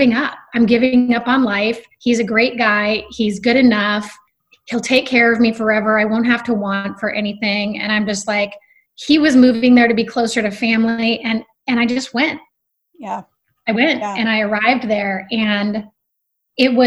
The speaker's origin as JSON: {"language": "English", "region": "Alaska", "country": "United States", "tie": "born or raised there", "also_born_or_lived": "Seattle / San Francisco / Los Angeles / San Diego", "moved": "yes", "said": "an East Coast girl growing up in Alaska"}